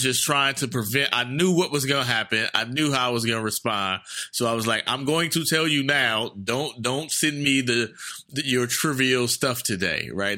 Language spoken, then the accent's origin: English; Oakland, California, United States; I'm from East Oakland